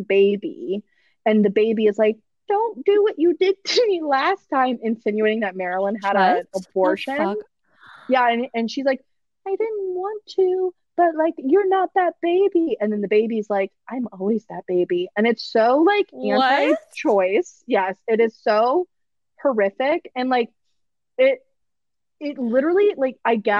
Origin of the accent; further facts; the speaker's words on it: Atlanta, Georgia, United States; accent: Southern; I'm from Atlanta